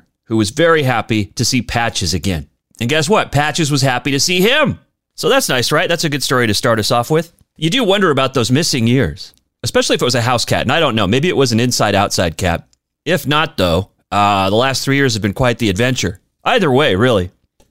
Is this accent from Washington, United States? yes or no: yes; Spokane, Washington, United States; moved away; my hometown of Spokane, Washington